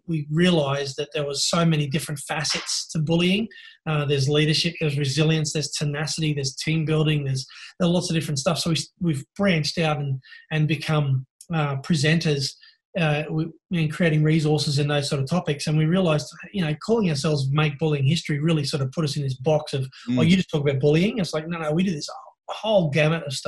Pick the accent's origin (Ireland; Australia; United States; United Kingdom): Australia; Sydney, New South Wales; from Norwest, Sydney, northwest part of Sydney. So it's, for those who don't know, it's commonly known as the Hills District